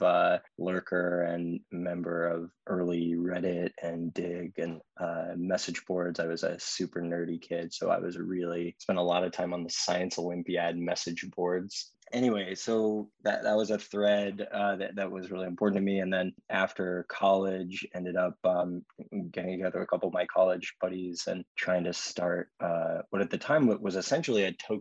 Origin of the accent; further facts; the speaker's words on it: Austin, Texas, United States; I was born and raised in Austin and grew up, you know, going out into the hill country.